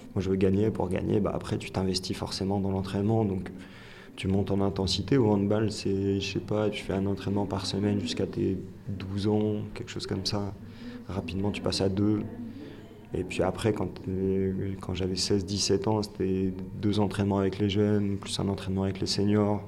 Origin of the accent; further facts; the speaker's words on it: France; l'éducation nationale nous a forgés en tant que Français on nous a appris à détester l'échec.